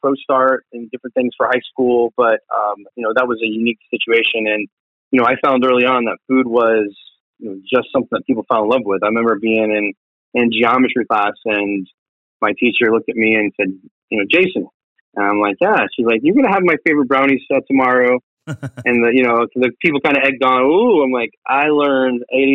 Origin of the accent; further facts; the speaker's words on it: Tampa, Florida, United States; I'm originally from South Tampa.